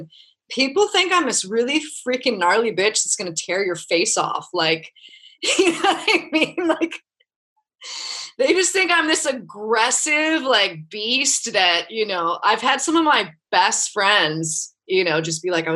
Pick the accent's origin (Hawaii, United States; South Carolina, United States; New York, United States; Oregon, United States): Hawaii, United States; Kauai; growing up in Hawaii